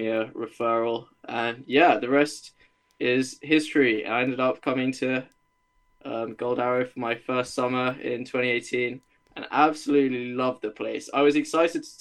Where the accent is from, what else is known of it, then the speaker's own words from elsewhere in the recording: Norwich, East of England, United Kingdom; also born or lived in Leeds; I'm from Norwich in England